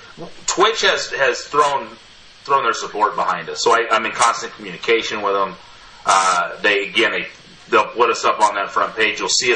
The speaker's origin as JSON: {"language": "English", "town": "Yakima", "region": "Washington", "country": "United States", "tie": "born or raised there", "moved": "yes", "said": "In 1990. So I'm from Washington State, like originally. Right. I was born in Yakima."}